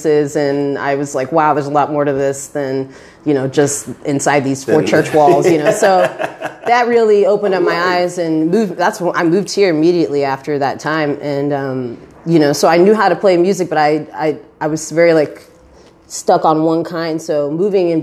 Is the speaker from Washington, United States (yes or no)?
yes; Spokane, Washington, United States; also born or lived in Tri-Cities, Washington; now in Seattle, United States; I was born in actually the Tri-Cities, but grew up in Spokane.